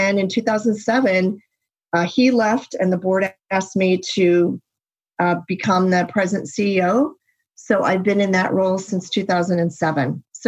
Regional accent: United States; He's American, I'm American, but we had to find our way to each other in Athens, Greece.

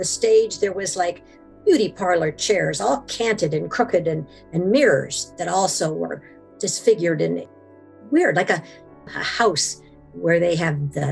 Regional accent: Washington, United States; I am from Washington and there's a lot of blackberries up here

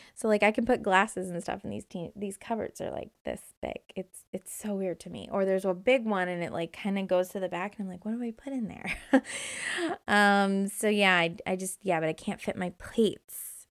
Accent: Indiana, United States; moved away as an adult; also born or lived in Hermosa Beach, California; growing up in Indiana

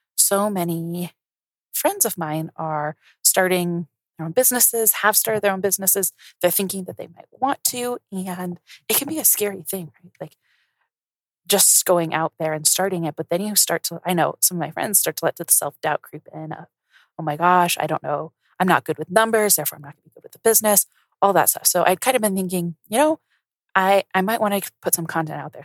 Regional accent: Colorado, United States; moved away as an adult; also born or lived in New Orleans; I grew up in Colorado

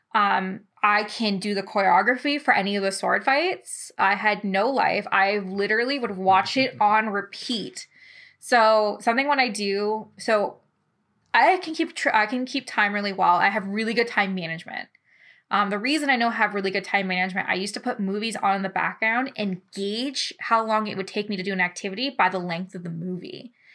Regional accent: London, Ontario, Canada; I'm from London, Ontario.

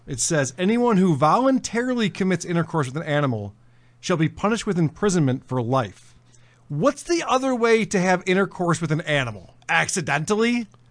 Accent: United States; as an American

